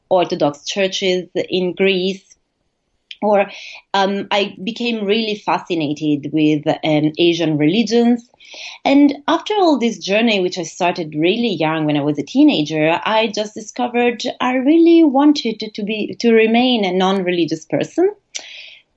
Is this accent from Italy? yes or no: yes; Italy; moved away as an adult; also born or lived in United States / Colorado; now in Bochum, Germany; I am originally from Italy